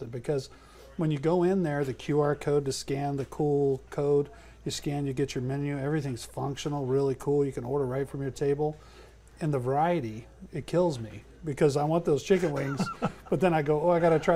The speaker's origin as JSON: {"language": "English", "town": "Fresno", "region": "California", "country": "United States", "said": "I'm from Fresno"}